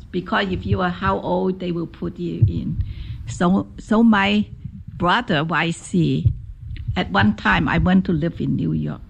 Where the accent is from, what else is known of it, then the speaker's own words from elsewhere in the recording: Guangzhou, Guangdong, China; English is a second language; moved away as an adult; now in United States; I was born in Guangzhou